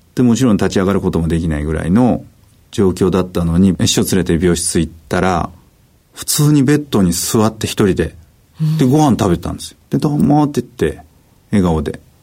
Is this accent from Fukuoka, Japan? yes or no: no; Kesennuma, Miyagi, Japan; moved away; 僕、気仙沼出身